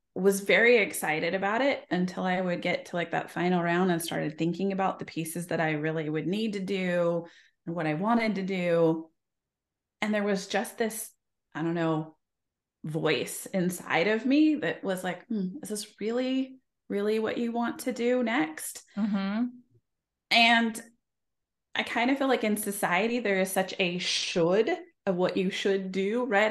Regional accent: Idaho, United States; I grew up in Idaho

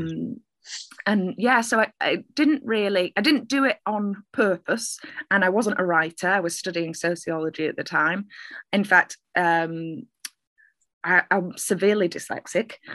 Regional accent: Manchester, North West England, United Kingdom; I'm a Mancunian poet. I am uh, originally from Manchester. Uh, not sure where my accent's from

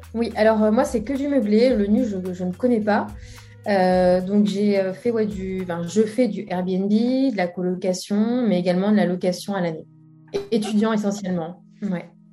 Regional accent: Brest, Brittany, France; c'est essentiellement à Brest, hein, euh, bah, la ville que, je connais, hein, là où j'ai grandi

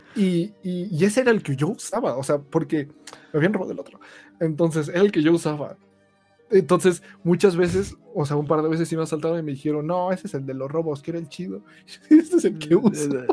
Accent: Ecatepec, State of Mexico, Mexico; yo soy de Catepec

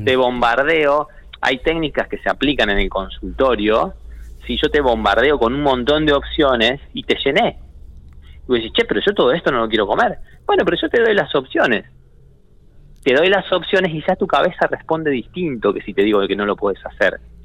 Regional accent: Argentina; tenemos un modelo argentino, no somos un modelo europeo

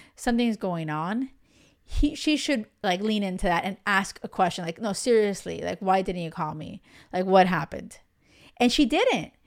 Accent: Miami, Florida, United States; moved away as an adult; now in Europe; I grew up in the States, in Miami

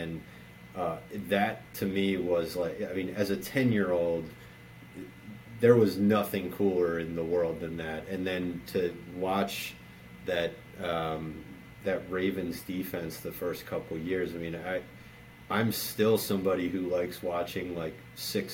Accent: Baltimore, Maryland, United States; I grew up in Baltimore.

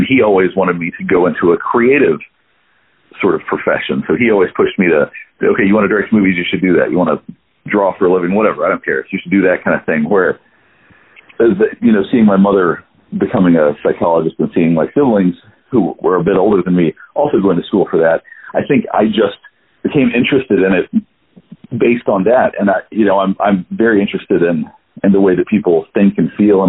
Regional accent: Hendersonville, North Carolina, United States; also born or lived in Greenville, South Carolina; now in Atlanta, United States; I was raised in a small town in North Carolina, Hendersonville, North Carolina, and I also was in Greenville, South Carolina

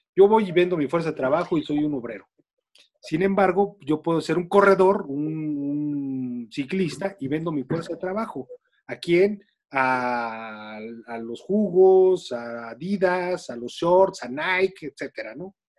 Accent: Mexico; lo que somos los mexicanos

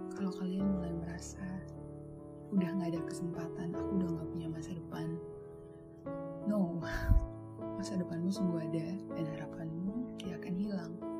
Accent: Tanjung, Indonesia; gua ada di daerah Tanjung

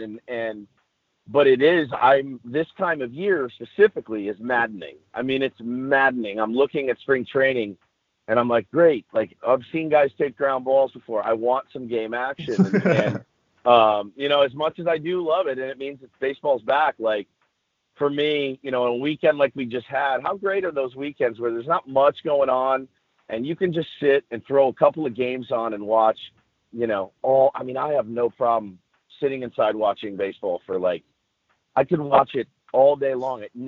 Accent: Dallas, Texas, United States; now in San Diego, United States; I'm from Dallas originally

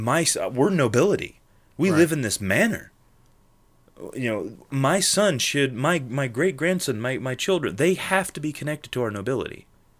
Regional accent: England, United Kingdom; I'm from England. My family descent is very English.

